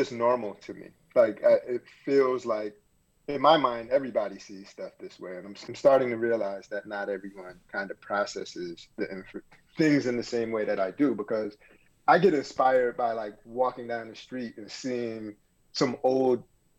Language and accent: English; Bloomfield, Connecticut, United States; moved away; also born or lived in Brooklyn, New York; I grew up in Connecticut, in Bloomfield, Connecticut